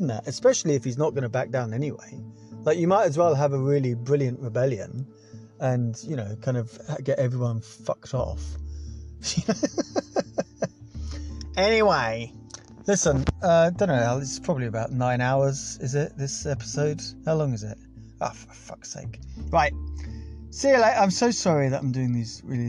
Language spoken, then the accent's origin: English; England, United Kingdom; we are English.